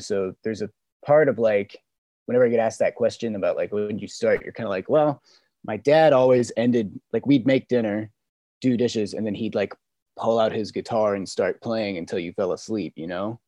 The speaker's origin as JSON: {"language": "English", "town": "Memphis", "region": "Tennessee", "country": "United States", "tie": "born or raised there", "also_born_or_lived": "San Diego / Puerto Rico", "moved": "as an adult", "lives_now": "Los Angeles, United States", "said": "I was born in San Diego, but I think I'm from I'm from Memphis, Tennessee. From I lived there for about 15 years"}